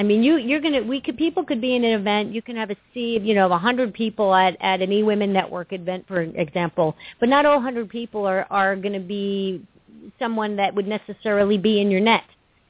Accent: New York, United States; moved away; Well, you know, I'm from New York, and that's how we do things up there, us Yankees.

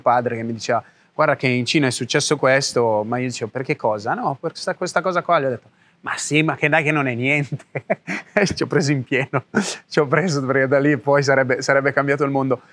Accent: Italy; moved away; vivevo nel mio paesino, ok, in Italia

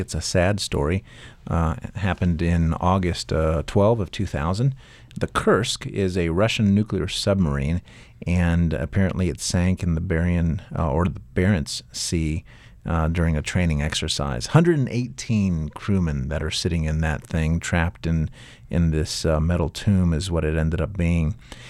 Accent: Puerto Rico; I'm from Puerto Rico.

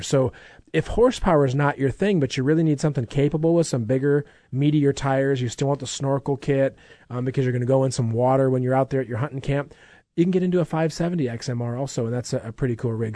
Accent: Minnesota, United States; I grew up in Minnesota

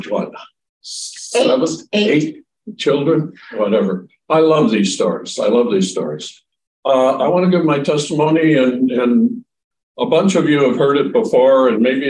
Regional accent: Rockford, Illinois, United States; So I grew up in the Midwest in a town called Rockford, Illinois

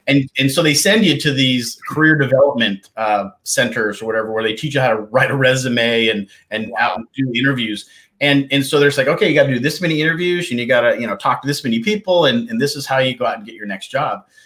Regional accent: Kalispell, Montana, United States; moved away as an adult; also born or lived in East Coast; I was born and raised in the beautiful state of Montana and up in the northwest area called Kalispell

